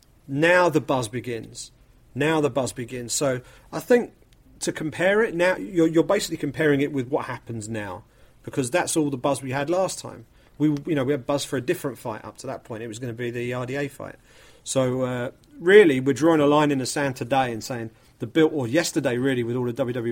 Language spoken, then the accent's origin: English; United Kingdom; as a Brit